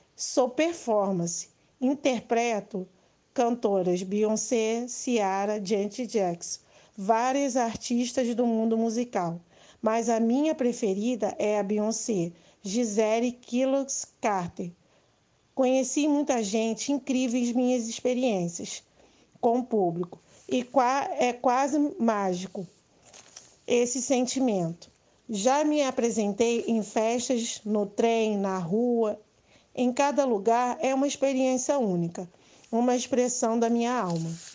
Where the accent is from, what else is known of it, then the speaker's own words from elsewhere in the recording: Baixada Fluminense, Rio de Janeiro, Brazil; Sou nascida da Baixada Fluminense e me orgulho muito das minhas raízes